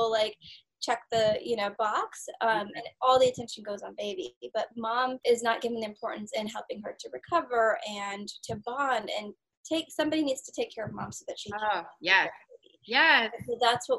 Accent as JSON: {"language": "English", "country": "India", "moved": "yes", "lives_now": "United States", "said": "I'm from India"}